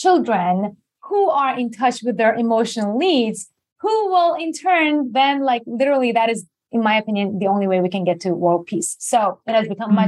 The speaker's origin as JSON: {"language": "English", "country": "Iran", "tie": "born or raised there", "also_born_or_lived": "Japan / New York", "second_language": "English", "moved": "as an adult", "said": "I born and raised in Iran. I was there until I was 18, went to Japan."}